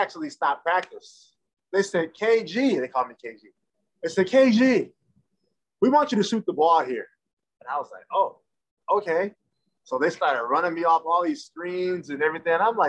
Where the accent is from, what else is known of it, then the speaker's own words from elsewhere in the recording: Belleville, Michigan, United States; also born or lived in Ypsilanti, Michigan; I'm from Ypsilanti, Michigan. And I grew up in Belleville, Michigan as well